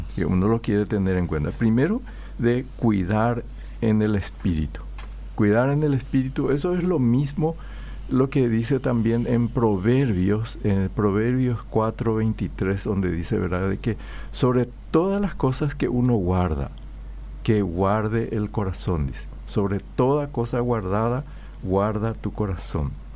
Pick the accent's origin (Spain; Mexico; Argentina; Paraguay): Paraguay; yo también soy paraguayo, forma, formo parte de esta cultura